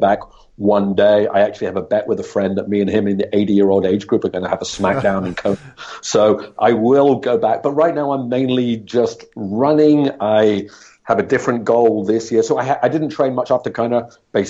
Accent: Scotland, United Kingdom; moved away as an adult; also born or lived in Australia / Hong Kong; now in Singapore; I grew up in Scotland from the age of, well, you know, a few months old till the age of 22 when I finished university.

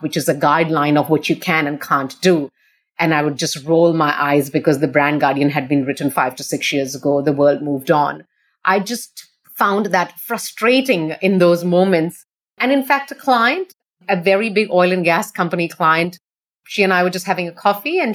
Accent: India; moved away as an adult; also born or lived in Australia; now in Singapore; I'm born and brought up in India. I left India when I was only about 20 years old

